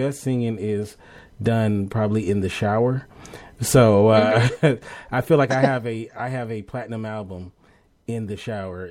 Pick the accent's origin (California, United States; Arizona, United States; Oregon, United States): California, United States; Los Angeles; I'm from Los Angeles